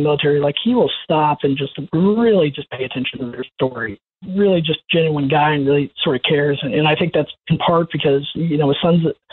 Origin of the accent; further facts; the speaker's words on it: Orlando, Florida, United States; I grew up in Orlando, Florida